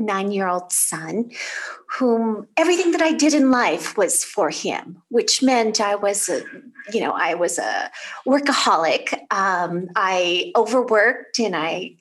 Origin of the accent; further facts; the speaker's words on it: California, United States; I'm originally from California